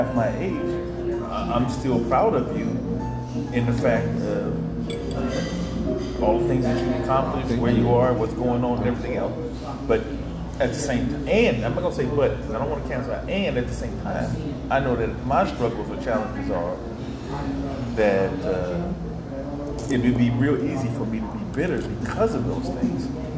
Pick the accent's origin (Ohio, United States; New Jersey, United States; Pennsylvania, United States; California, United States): Ohio, United States; Cleveland; So the challenges of the Navy, the challenges of growing up in Cleveland, just